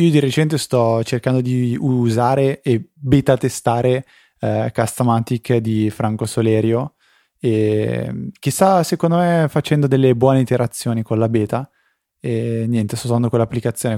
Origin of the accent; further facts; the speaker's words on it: near Busto Arsizio, Lombardy, Italy; io sono un finto bustocco perché non sono proprio di Busto Arsizio